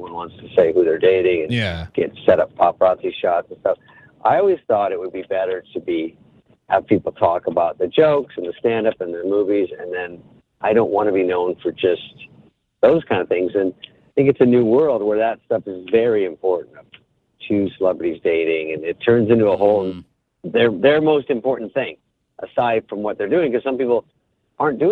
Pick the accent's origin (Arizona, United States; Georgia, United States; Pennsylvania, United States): Arizona, United States; moved away; I was from Arizona. I got my first movie, and I used to read Skateboarder magazine. I was like a kind of a skater, but a fake surfer and all that stuff we did in Arizona